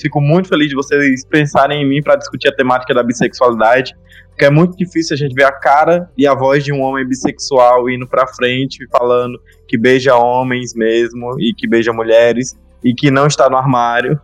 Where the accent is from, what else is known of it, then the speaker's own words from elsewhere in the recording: Remanso, Bahia, Brazil; also born or lived in Juazeiro; voltado pra minha cidade natal, que é Remanso